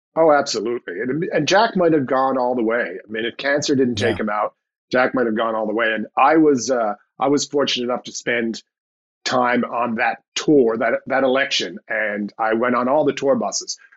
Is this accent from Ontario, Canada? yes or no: no; St. John's, Newfoundland and Labrador, Canada; my hometown, St. John's